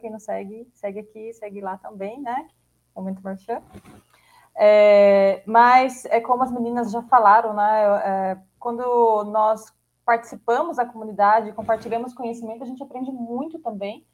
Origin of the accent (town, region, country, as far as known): Brazil